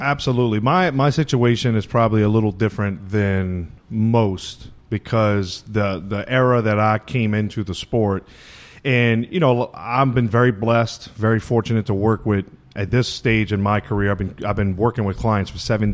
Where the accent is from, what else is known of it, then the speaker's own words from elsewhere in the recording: Louisiana, United States; moved away as an adult; growing up in Louisiana like I did